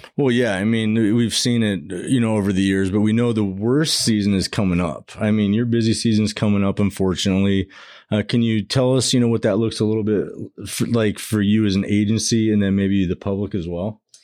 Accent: Arizona, United States; I was born and raised in Arizona.

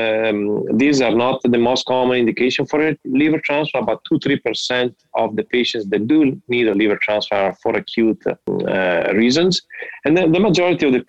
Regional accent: Italy; moved away as an adult; also born or lived in Miami, United States; now in Cleveland, United States; I'm from Italy. I did my medical school in Italy, part of my residency there. And then I decided to move to the United States

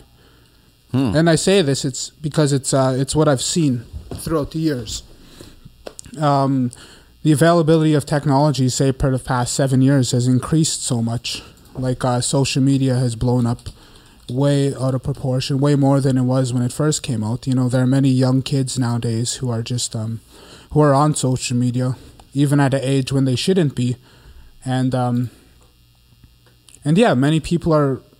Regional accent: Winnipeg, Manitoba, Canada; I'm from Winnipeg. I grew up from Winnipeg right here in the North End.

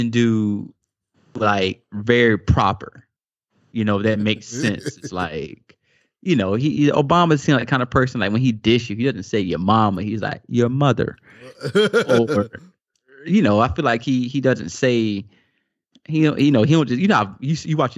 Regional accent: the South, United States; growing up in the South

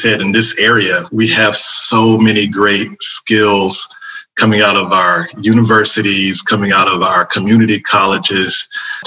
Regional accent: Fayetteville, North Carolina, United States; also born or lived in Raleigh, North Carolina; I grew up in Fayetteville, North Carolina, and then came up here to go to NC State in Raleigh and ended up working for IBM and never left the area

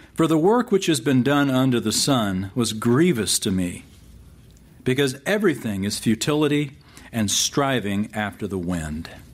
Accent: San Antonio, Texas, United States; I grew up in San Antonio

